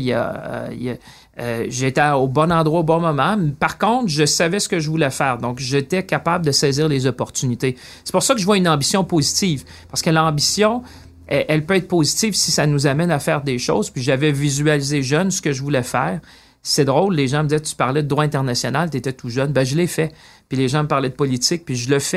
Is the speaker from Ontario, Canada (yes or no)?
no; Shawinigan, Quebec, Canada; moved away as an adult; also born or lived in Greenfield Park, Quebec / London; je viens de Shawinigan